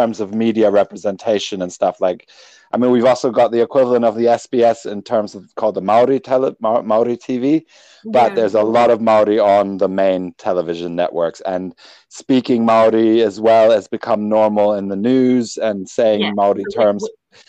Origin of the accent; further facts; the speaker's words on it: Germany; also born or lived in England; Well, I grew up in Germany and I only spent a little time in America. So I get Irish a lot. I spend a long time in England.